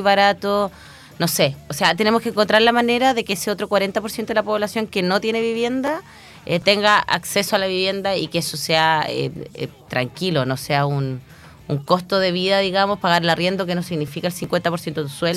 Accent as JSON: {"language": "Spanish", "town": "Chillán", "region": "Ñuble", "country": "Chile", "tie": "born or raised there", "also_born_or_lived": "Santiago (Ñuñoa)", "said": "nos vinimos acá a Chillán y en Chillán estudié la enseñanza básica, la enseñanza media"}